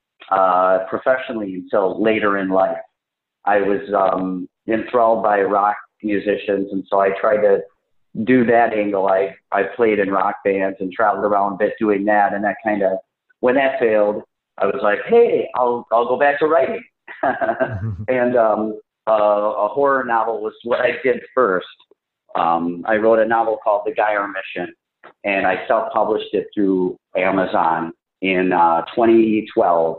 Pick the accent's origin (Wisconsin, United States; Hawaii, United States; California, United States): Wisconsin, United States; Green Bay; I'm from the Midwest. I'm from Green Bay, actually deep here, east of here